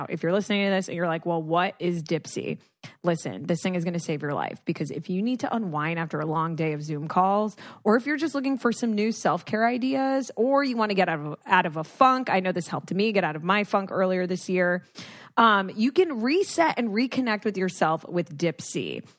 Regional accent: Dominican Republic; Just my home country.

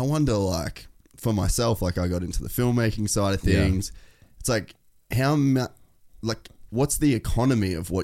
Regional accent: Cairns, Queensland, Australia; I grew up in Cairns, which is middle of fucking nowhere

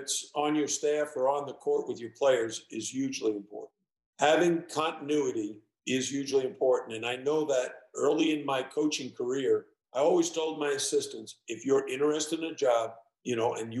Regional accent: New York City, New York, United States; moved away; also born or lived in Ohio; I lived in Ohio. Our players were coming from Ohio, and I grew up in New York City.

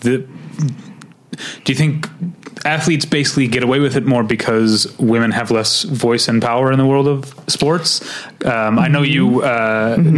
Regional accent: St. Louis, Missouri, United States; I come from St. Louis, Missouri

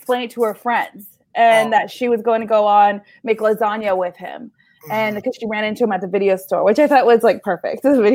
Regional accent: Northern California, United States; moved away; my tiny little hometown in Northern California, there is still a video store

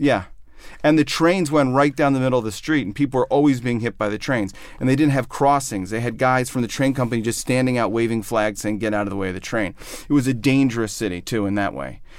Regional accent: outside of Chicago, Illinois, United States; moved away as an adult; also born or lived in New York; I grew up outside of Chicago

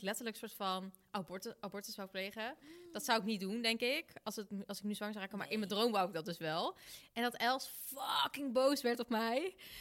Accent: North Brabant, Netherlands; ik kom uit Brabant en dan vieren we lekker carnaval

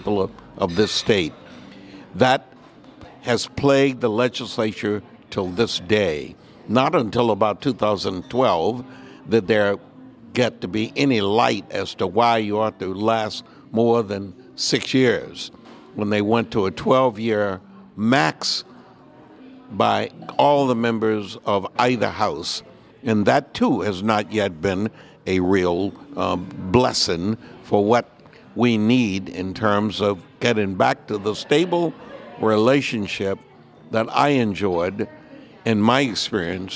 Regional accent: Texas, United States; moved away as an adult; I immigrated here from Texas after high school

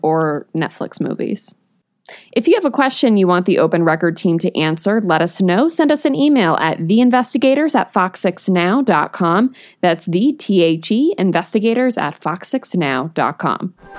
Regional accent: New England, United States; moved away; I grew up in New England when all of this stuff was coming out

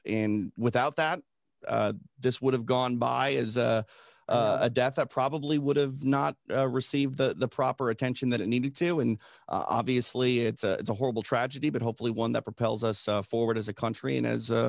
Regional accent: Minneapolis, Minnesota, United States; I was born and raised in Minneapolis, and that was my fear yesterday. I don't want to see, you know, the place that I'm from burn again.

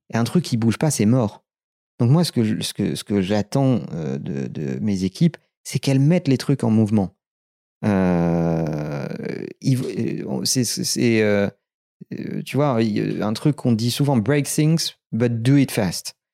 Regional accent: Limoges, Nouvelle-Aquitaine, France; moved away as an adult; now in Paris, France; Je suis né à Limoges, on a démarré à Limoges

